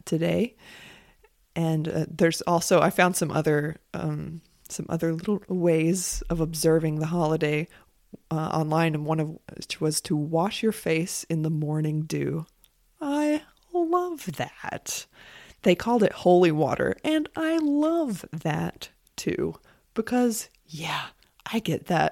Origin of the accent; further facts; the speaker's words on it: United States; As an American